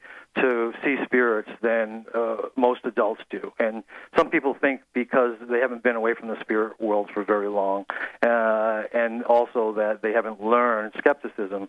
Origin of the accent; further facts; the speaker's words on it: Massachusetts, United States; I grew up in Massachusetts, and I used to go out to the Springfield area all the time, East Longmeadow